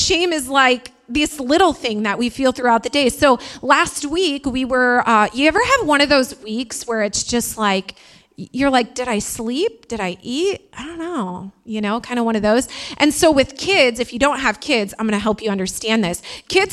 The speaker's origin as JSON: {"language": "English", "region": "Indiana", "country": "United States", "also_born_or_lived": "Queens, New York", "accent": "Midwest", "moved": "yes", "said": "I'm from Indiana"}